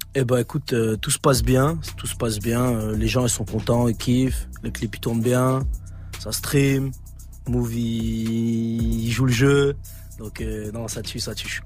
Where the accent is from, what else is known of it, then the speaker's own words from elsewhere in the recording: Grenoble, Auvergne-Rhône-Alpes, France; je viens de Grenoble